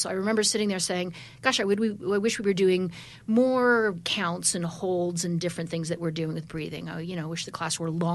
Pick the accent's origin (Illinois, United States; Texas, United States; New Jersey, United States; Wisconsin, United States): Wisconsin, United States; now in New York, United States; I'm from Wisconsin